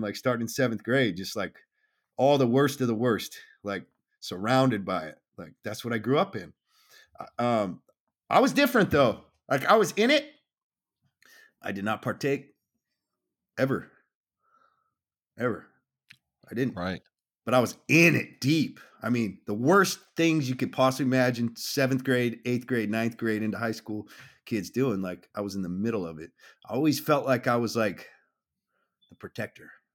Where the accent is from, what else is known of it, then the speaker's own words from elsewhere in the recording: Southern California, United States; I grew up in Southern California